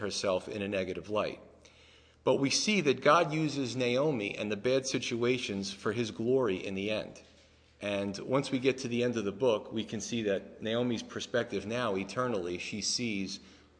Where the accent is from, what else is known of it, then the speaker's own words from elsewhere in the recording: New York, United States; moved away; also born or lived in New Jersey; I'm from New York